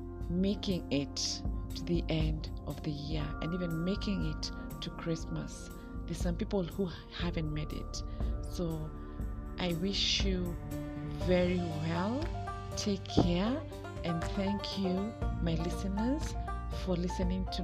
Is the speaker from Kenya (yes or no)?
yes; Kenya; Kenya, my home country